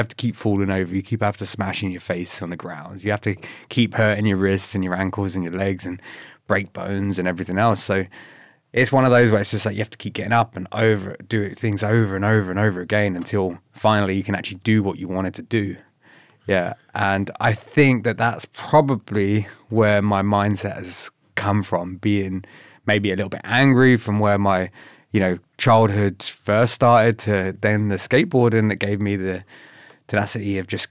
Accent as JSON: {"language": "English", "town": "Slough", "region": "South East England", "country": "United Kingdom", "tie": "born or raised there", "moved": "yes", "said": "I grew up in a really crap area in England called Slough."}